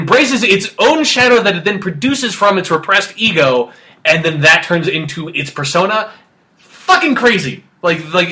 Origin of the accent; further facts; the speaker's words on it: United States; I'm American